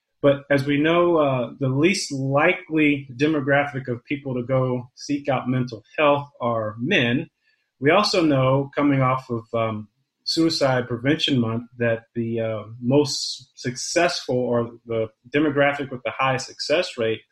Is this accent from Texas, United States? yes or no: no; Charlotte, North Carolina, United States; moved away as an adult; also born or lived in Iowa; as a city kid growing up in Charlotte, North Carolina, I had limited access to the farming community until I moved to Iowa in 1995